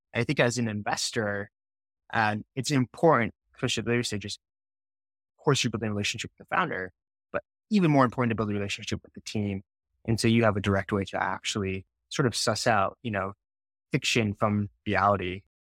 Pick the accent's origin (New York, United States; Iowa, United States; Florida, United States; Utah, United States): Utah, United States; I grew up in Utah